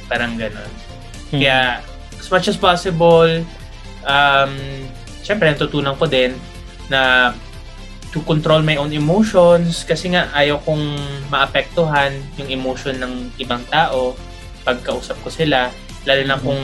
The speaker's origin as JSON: {"language": "Tagalog", "town": "Bacolod", "region": "Negros Occidental", "country": "Philippines", "tie": "born or raised there", "said": "ako naman, lumaki ako sa Negros Island sa may Bacolod. So, nung nalaman nga namin Ilonggo, pares kami Ilonggo"}